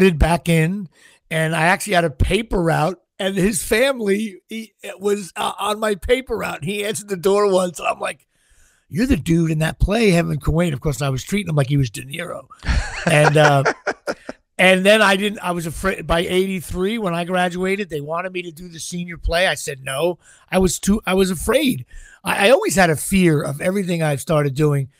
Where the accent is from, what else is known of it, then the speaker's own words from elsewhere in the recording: Colonia, New Jersey, United States; I grew up in what's known as Central Jersey, off exit 131